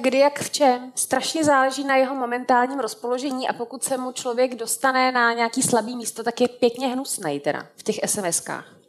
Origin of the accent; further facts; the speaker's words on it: Varnsdorf, Ústí nad Labem Region, Czechia; moved away; also born or lived in Litoměřice; já jsem se narodila ve Varnsdorfu